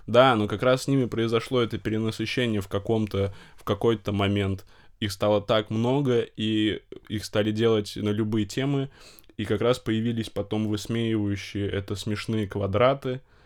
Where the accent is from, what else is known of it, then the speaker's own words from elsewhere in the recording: Novosibirsk, Novosibirsk Oblast, Russia; я из Новосибирска учился в Новосибирском государственном педагогическом университете